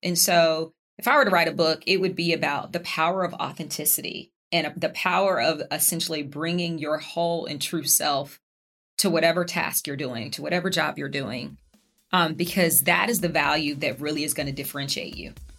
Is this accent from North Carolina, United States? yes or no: yes; Charlotte, North Carolina, United States; moved away; I'm from Charlotte. Yes, my mom lived down the street.